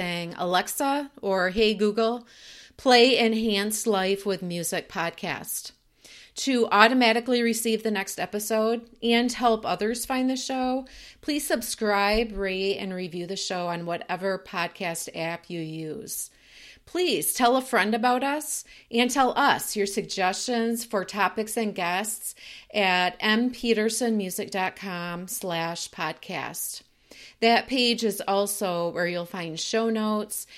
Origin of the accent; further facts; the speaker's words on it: West Michigan, United States; from West Michigan, Dutch country